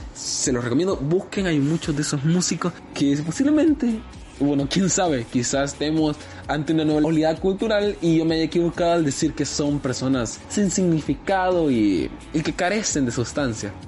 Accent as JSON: {"language": "Spanish", "country": "El Salvador", "said": "mi identidad como salvadoreño"}